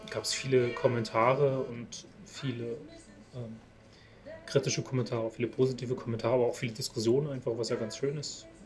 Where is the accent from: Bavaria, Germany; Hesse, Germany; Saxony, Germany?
Saxony, Germany; Görlitz; born there; Ich komme ja aus Sachsen.